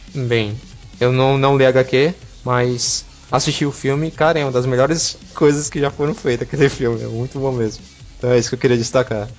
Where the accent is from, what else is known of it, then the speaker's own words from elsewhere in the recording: Brazil; a gente é brasileiro, a gente fala gibi